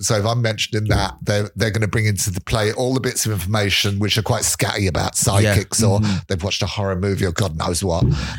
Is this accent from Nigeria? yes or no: no; England, United Kingdom; accent: English; moved away as an adult; also born or lived in London; now in Skerries, Ireland; I forget I have an English accent until people say it to me.